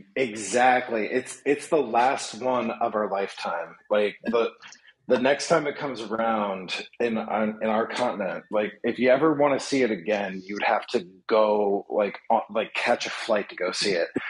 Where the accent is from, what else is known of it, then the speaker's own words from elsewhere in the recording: Indiana, United States; now in New York City, United States; I've got friends and family in my hometown in, in Indiana